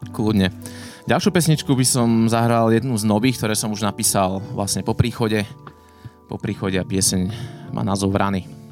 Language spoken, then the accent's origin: Slovak; Slovakia; doma na Slovensku